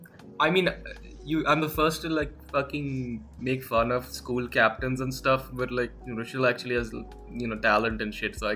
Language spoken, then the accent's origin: English; Mumbai, Maharashtra, India; moved away; also born or lived in Delhi; I was born in Bombay. I lived in Delhi for a year when I was like 3, so I learned Hindi there. Then I came went back to Bombay, and now I've been here for a while.